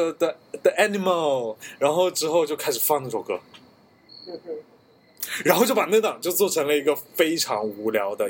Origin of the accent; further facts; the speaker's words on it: Taiwan; accent: Taiwanese; 我自己觉得我讲的台湾腔还挺好听的